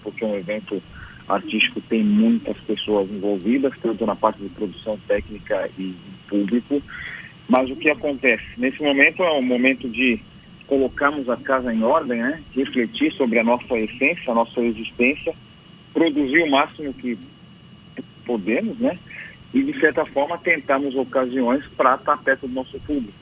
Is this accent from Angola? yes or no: no; São Paulo, Brazil; Eu cresci num coral em São Paulo